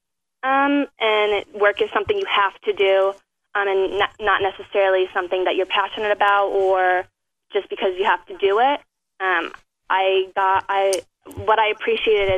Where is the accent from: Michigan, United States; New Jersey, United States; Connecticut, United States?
Connecticut, United States; I'm from Connecticut